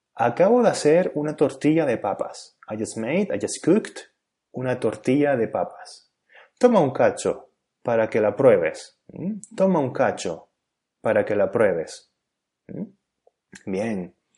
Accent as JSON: {"language": "Spanish", "region": "Canary Islands", "country": "Spain", "first_language": "Spanish", "said": "el país y la región de donde soy, es decir, España y Canarias, respectivamente"}